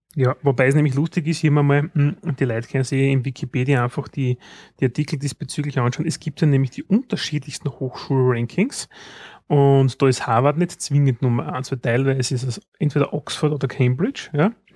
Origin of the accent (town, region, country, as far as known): Austria